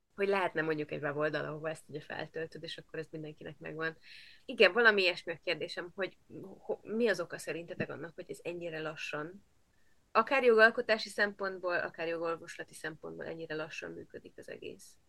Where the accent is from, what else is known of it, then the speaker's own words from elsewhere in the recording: Transylvania, Romania; first language Hungarian; erdély magyarként